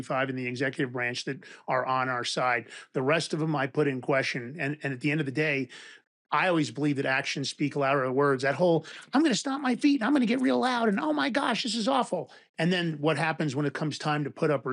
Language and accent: English; New York City, New York, United States; also born or lived in Westchester County, New York; I grew up in Fordham Road in the Bronx and then Westchester County